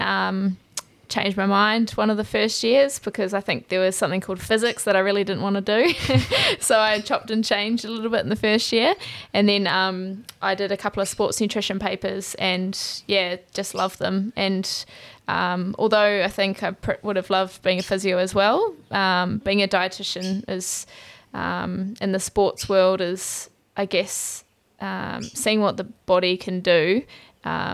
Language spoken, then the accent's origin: English; New Zealand; moved away as an adult; also born or lived in United Kingdom / Cyprus; now in Australia; I'm from New Zealand.